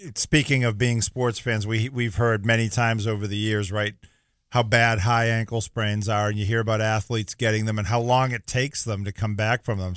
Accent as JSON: {"language": "English", "area": "North Shore", "region": "Massachusetts", "country": "United States", "tie": "born or raised there", "moved": "yes", "lives_now": "Florida, United States", "said": "I grew up on the North Shore"}